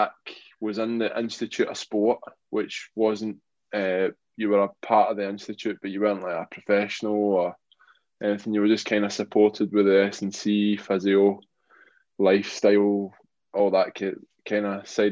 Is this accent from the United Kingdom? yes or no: yes; Glasgow, Scotland, United Kingdom; moved away as an adult; now in Jersey; I grew up in Glasgow, as you can probably tell my accent